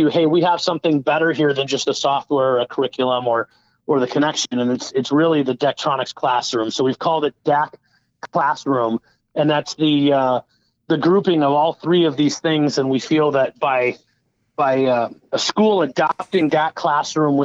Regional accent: Madison, Wisconsin, United States; I'm from another Big Ten area of Madison, Wisconsin

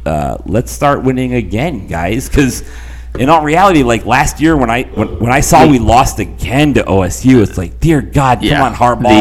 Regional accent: Toledo, Ohio, United States; when I grew up in Toledo, Ohio, all of my family was a Michigan family because most of them were from Michigan.

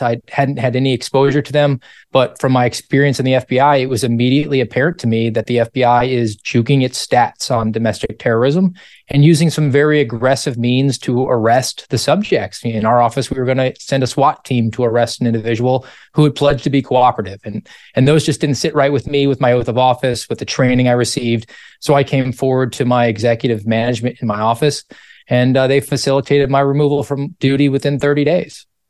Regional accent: Savannah, Georgia, United States; I'm from Savannah, Georgia

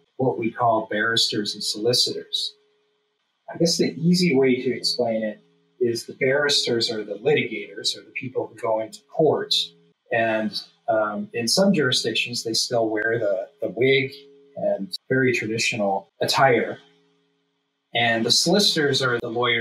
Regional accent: Victoria, British Columbia, Canada; also born or lived in Hong Kong / Vancouver; I came back here to British Columbia, where I did my articles here in my hometown in Victoria.

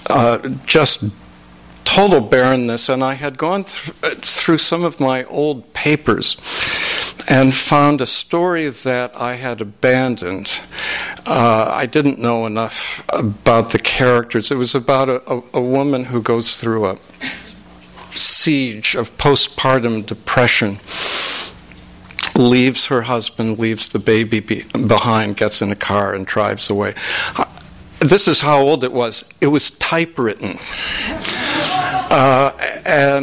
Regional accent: Minneapolis, Minnesota, United States; my hometown of Minneapolis

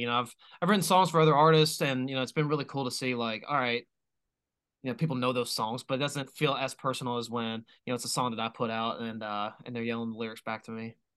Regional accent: Knoxville, Tennessee, United States; I'm from Knoxville

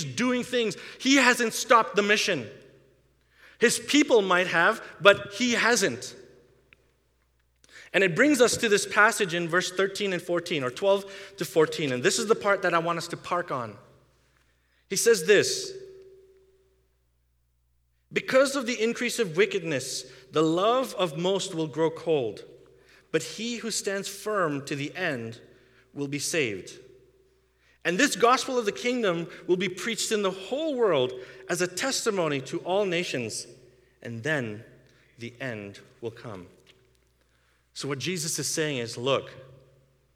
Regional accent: India; now in Canada; I grew up in India, where they persecute Christians

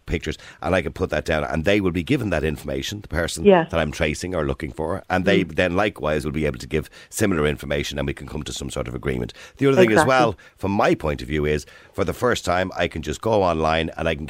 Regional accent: Dublin, Leinster, Ireland; I was born in St. Patrick's Home on the Navan Road.

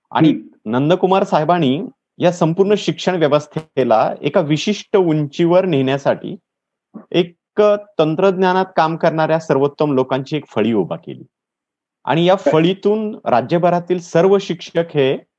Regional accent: Latur district, Maharashtra, India; moved away as an adult; now in Satara, India; मूळचा लातूर जिल्ह्यातला आहे सर. मी नोकरी निमित्त सातारा जिल्ह्यात आहे

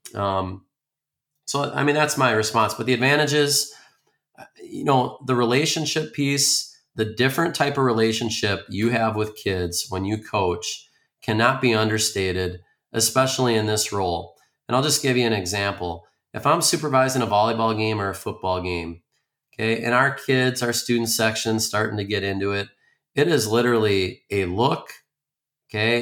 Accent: Spring Lake Park, Minnesota, United States; I grew up in the Twin Cities, uh, Spring Lake Park.

